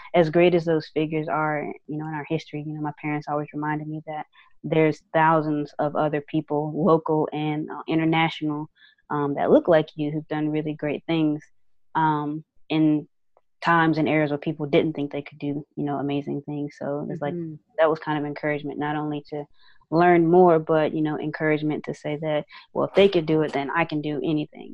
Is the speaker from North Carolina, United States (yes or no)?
yes; Winston-Salem, North Carolina, United States; Winston-Salem State. The university, you know, in my hometown